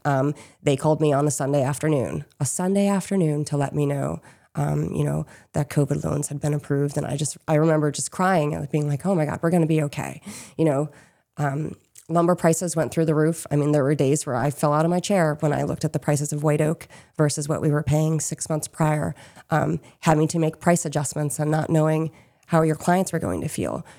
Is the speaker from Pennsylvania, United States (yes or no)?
yes; Chester County, Pennsylvania, United States; moved away as an adult; now in Maine, United States; we hail from Chester County, which is, um, down the road from Chads Ford